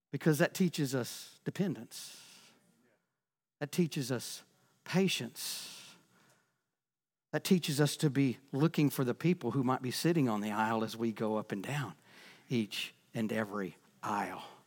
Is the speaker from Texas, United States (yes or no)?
yes; Texas, United States; I'm from Texas